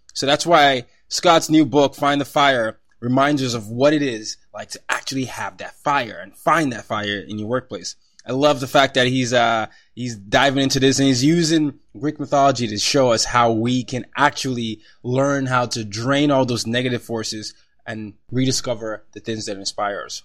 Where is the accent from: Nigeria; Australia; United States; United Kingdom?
Nigeria; moved away; I'm Nigerian